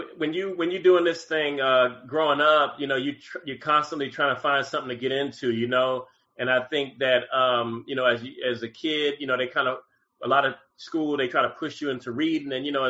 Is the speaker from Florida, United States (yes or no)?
yes; Miami, Florida, United States; moved away as an adult; also born or lived in Van Nuys, California; now in Atlanta, United States; I'm from Miami, Florida.